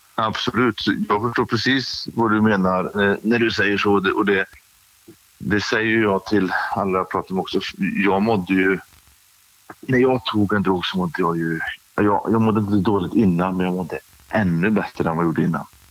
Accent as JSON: {"language": "Swedish", "town": "Grästorp", "region": "Västra Götaland", "country": "Sweden", "tie": "born or raised there", "said": "Jag är uppvuxen i en liten ort som heter Grästorp som ligger eh, emellan Trollhättan och eh, Lidköping i eh, Västra Götaland."}